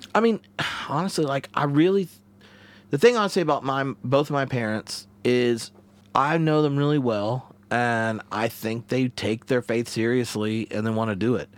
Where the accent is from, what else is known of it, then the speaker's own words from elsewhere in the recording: the South, United States; moved away as an adult; now in Edinburgh, United Kingdom; I grew up in the South